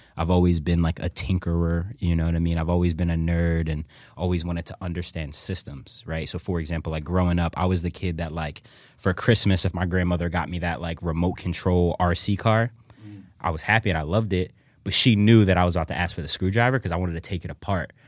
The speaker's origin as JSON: {"language": "English", "town": "Philadelphia", "region": "Pennsylvania", "country": "United States", "tie": "born or raised there", "said": "I grew up in the Germantown section of ci-, of, of the city"}